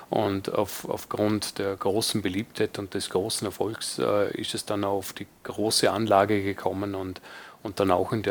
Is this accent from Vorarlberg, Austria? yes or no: yes; Dornbirn, Vorarlberg, Austria; die Mohrenbrauerei aus Vorarlberg äh, in Dornbirn, also quasi in meiner Heimatstadt